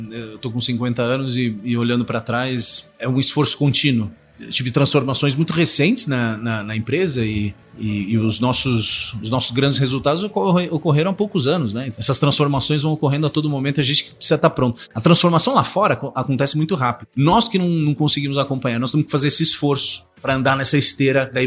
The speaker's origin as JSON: {"language": "Portuguese", "region": "São Paulo", "country": "Brazil", "tie": "born or raised there", "said": "eu nasci e cresci em São Paulo. Meu pai é italiano, eh, minha mãe gaúcha de Erechim."}